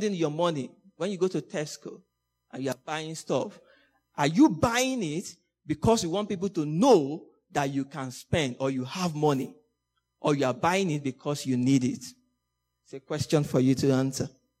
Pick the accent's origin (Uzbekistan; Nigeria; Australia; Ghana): Nigeria; moved away as an adult; also born or lived in Hong Kong; I'm a Nigerian. And I always remember, I think 2013, when I was about leaving Nigeria, I was going to Hong Kong.